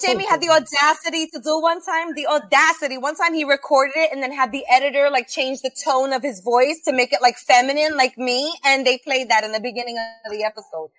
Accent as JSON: {"language": "English", "town": "New York City", "region": "New York", "country": "United States", "tie": "born or raised there", "said": "I'm from South Brooklyn. I'm from Sheepshead Bay."}